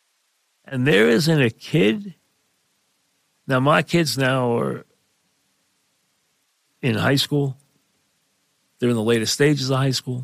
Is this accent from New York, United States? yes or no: yes; New York, United States; we're from New York